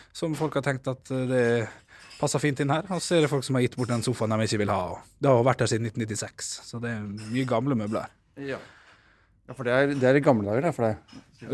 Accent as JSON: {"language": "Norwegian", "town": "Ålesund", "region": "Møre og Romsdal", "country": "Norway", "tie": "born or raised there", "moved": "yes", "lives_now": "Oslo, Norway", "said": "å være her i Ålesund. og som er min hjemby"}